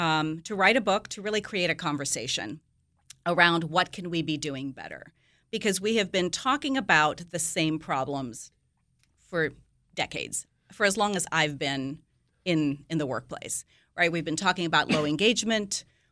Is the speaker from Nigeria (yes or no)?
yes; Nigeria; also born or lived in India / England / Greece; I happen to have been born there, but I grew up in India, I mean, in Nigeria, and went to school in England and lived in Greece.